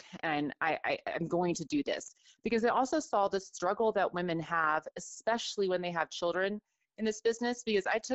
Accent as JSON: {"language": "English", "town": "Houston", "region": "Texas", "country": "United States", "tie": "born or raised there", "said": "I grew up in Houston"}